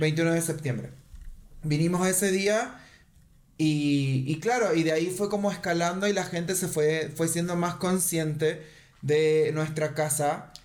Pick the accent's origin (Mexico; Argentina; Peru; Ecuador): Argentina; moved away; also born or lived in Chile; yo soy de Argentina